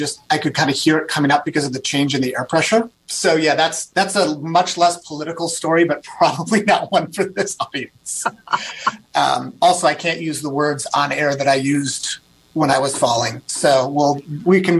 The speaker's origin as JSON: {"language": "English", "region": "Wisconsin", "country": "United States", "tie": "born or raised there", "moved": "as an adult", "lives_now": "Redmond, United States", "said": "I grew up in Wisconsin in a very small town, about 1,400 people, kindergarten through high school"}